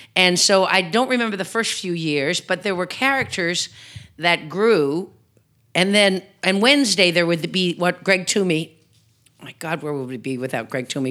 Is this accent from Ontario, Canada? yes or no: no; Newfoundland and Labrador, Canada; as a Newfoundlander